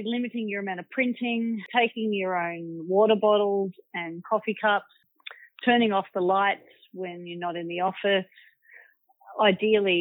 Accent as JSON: {"language": "English", "town": "Manly", "region": "New South Wales", "country": "Australia", "tie": "born or raised there", "said": "growing up in Manly as a kid"}